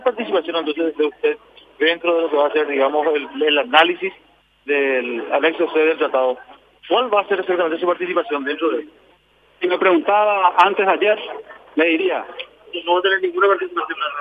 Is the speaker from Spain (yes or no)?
no; Paraguay; como paraguayos